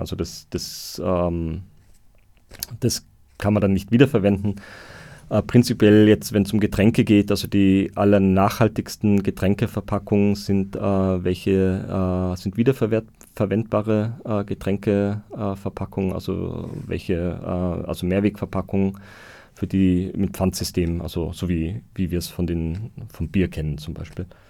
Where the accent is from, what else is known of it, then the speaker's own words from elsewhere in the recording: Austria; bei uns in Österreich